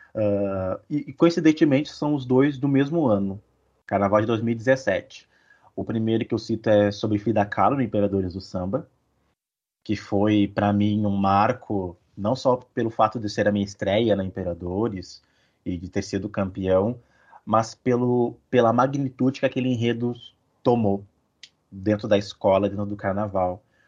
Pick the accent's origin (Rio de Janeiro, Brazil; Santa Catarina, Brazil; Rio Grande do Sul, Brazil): Rio Grande do Sul, Brazil; São Leopoldo; Eu sou de São Leopoldo, sou natural daqui, moro aqui ainda